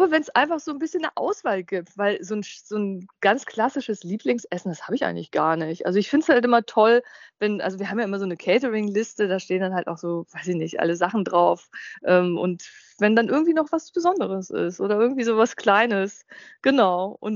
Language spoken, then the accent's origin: German; Hanover, Lower Saxony, Germany; Ich genau. als Hannoveraner